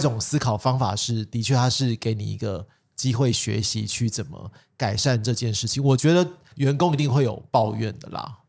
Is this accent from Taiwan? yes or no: yes; Taipei, Taiwan; 像我们台北人